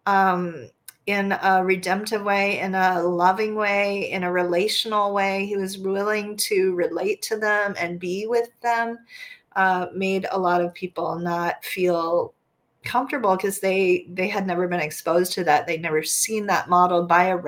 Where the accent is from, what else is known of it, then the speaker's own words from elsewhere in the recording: United States; as an American